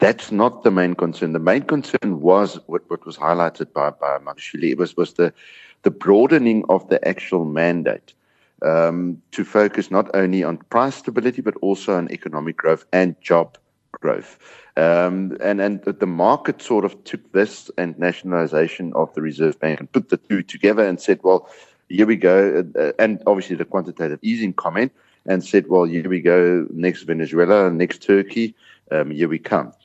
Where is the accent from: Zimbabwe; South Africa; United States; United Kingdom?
South Africa; as a South African